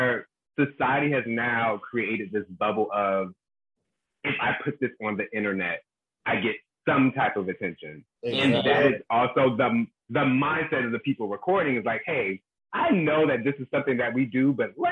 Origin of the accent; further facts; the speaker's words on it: South Carolina, United States; I'm from South Carolina